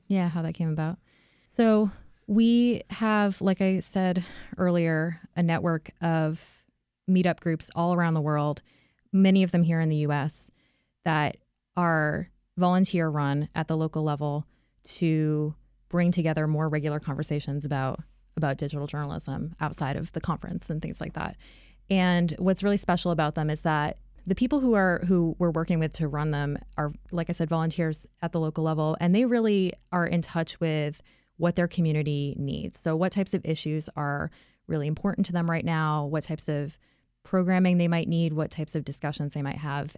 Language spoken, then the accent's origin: English; near Boston, Massachusetts, United States; moved away; I grew up near Boston